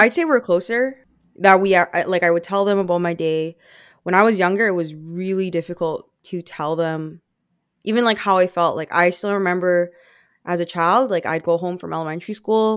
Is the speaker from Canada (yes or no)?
yes; Vancouver, British Columbia, Canada; born or raised there; accent: Filipino; English is a second language; also born or lived in Philippines